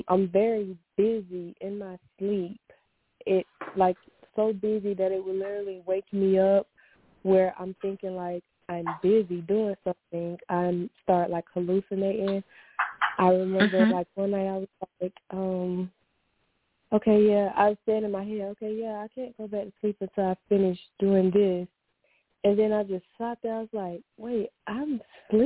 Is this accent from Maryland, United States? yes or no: no; Florida, United States; now in Kentucky, United States; I'm originally from Florida